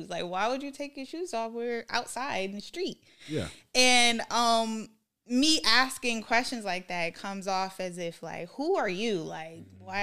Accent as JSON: {"language": "English", "region": "Minnesota", "country": "United States", "accent": "Minnesota accent", "said": "being just in on Stratford, it's like I still had my Minnesota accent."}